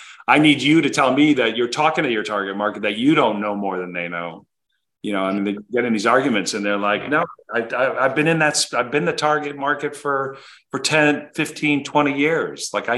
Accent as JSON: {"language": "English", "country": "United States", "tie": "born or raised there", "also_born_or_lived": "Connecticut / New Jersey", "said": "I grew up outside of New York. So I was in Connecticut and then New Jersey"}